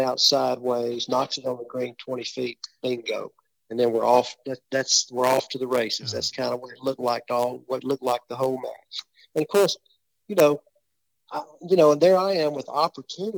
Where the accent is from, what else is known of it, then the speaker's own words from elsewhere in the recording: West Tennessee, United States; We're from West Tennessee